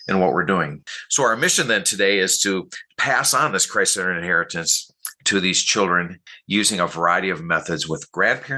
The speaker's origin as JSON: {"language": "English", "town": "Minneapolis", "region": "Minnesota", "country": "United States", "tie": "born or raised there", "moved": "yes", "lives_now": "Lansing, United States", "said": "I grew up in Minneapolis, Minnesota"}